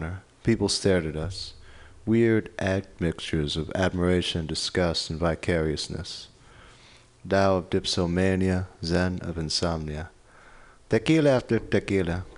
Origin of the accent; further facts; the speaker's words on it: New York, United States; also born or lived in Detroit; now in San Francisco, United States; I grew up in New York, so I'm used colder.